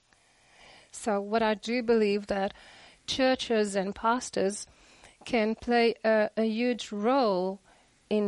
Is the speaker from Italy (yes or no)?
no; South Africa; I am from South Africa.